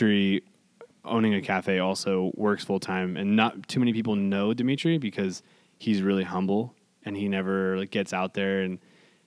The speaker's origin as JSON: {"language": "English", "town": "Hollister", "region": "California", "country": "United States", "tie": "born or raised there", "said": "I grew up here. This is my hometown"}